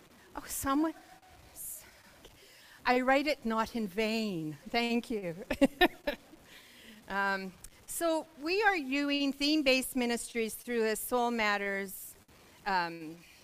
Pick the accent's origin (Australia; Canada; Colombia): Canada; Melfort, Saskatchewan; moved away; also born or lived in Kamloops; I'm from Melfort